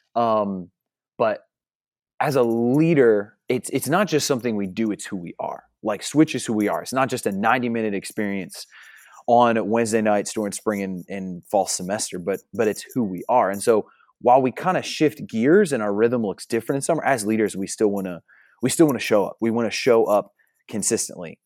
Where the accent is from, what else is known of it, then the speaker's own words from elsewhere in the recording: New Jersey, United States; moved away as an adult; also born or lived in Upstate New York; now in Oklahoma, United States; I'm originally from Jersey, so I was born and raised in New Jersey, then transplanted to New York, and now Oklahoma